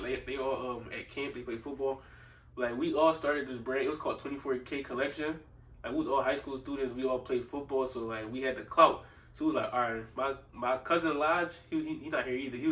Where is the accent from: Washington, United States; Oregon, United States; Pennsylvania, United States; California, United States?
Pennsylvania, United States; Philadelphia; I grew up in Southwest Philly